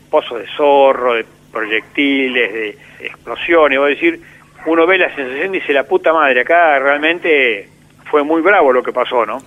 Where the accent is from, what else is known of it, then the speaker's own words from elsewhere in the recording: Argentina; estuve un año viviendo acá en mi pueblo, en Obre